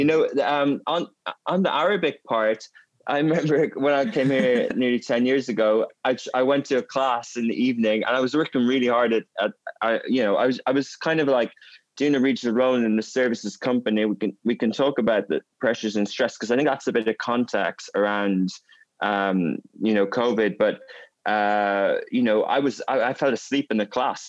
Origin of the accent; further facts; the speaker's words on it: Ireland; moved away as an adult; also born or lived in Germany / England; now in Dubai, United Arab Emirates; I grew up in a Gaelic speaking area in Ireland